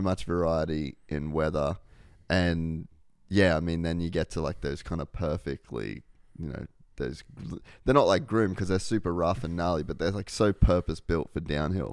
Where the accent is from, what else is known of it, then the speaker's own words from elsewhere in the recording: Australia; I'm Australian